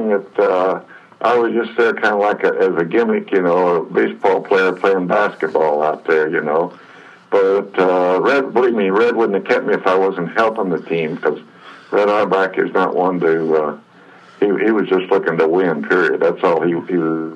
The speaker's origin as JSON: {"language": "English", "region": "West Coast", "country": "United States", "said": "I was from the West Coast"}